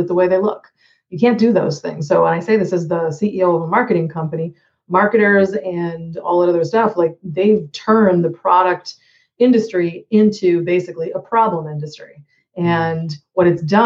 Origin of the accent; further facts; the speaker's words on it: Boston, Massachusetts, United States; moved away as an adult; also born or lived in Hawaii; now in Jacksonville, United States; I'm originally from the Boston area, like yourself.